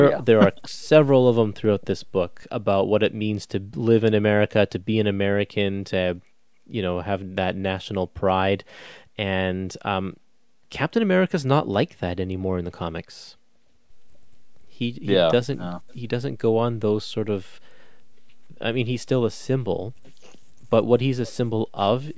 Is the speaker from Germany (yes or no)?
no; Canada; I'm Canadian